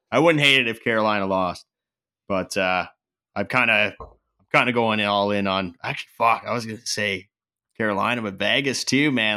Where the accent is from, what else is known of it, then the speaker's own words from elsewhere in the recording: Canada; I'm Canadian.